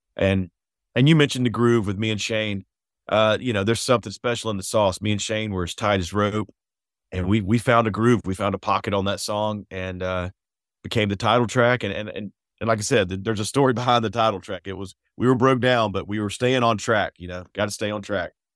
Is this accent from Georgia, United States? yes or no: yes; McDonough, Georgia, United States; where we grew up in McDonough, Georgia.